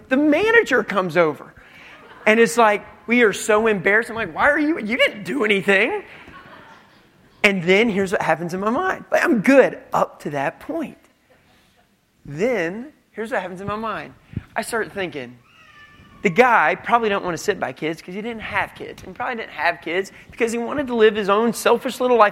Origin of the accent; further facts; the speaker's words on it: United States; we're American